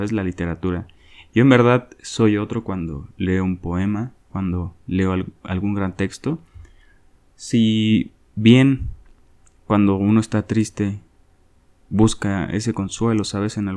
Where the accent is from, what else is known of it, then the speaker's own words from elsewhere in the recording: Mexico; Yo soy de México, no sé en Latinoamérica, pero en mi país se lee muy poquito, ¿no?